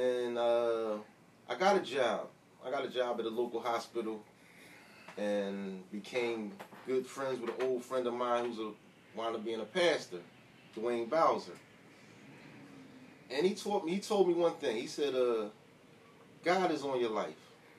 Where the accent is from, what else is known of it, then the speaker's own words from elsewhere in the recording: Philadelphia, Pennsylvania, United States; Well, my background, I come from Logan. I graduated from Simon Gratz in 88. I left Logan in I want to say 92, 93, went to Southwest Philly. Was heavy in the streets. Mm-hmm. Left Southwest Philly, went back up North Philly to 6 in York. That's my original roots.